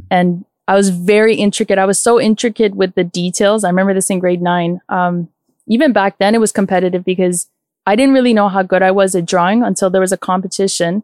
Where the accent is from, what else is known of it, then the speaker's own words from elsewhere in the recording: Toronto, Ontario, Canada; my upbringing was in Scarborough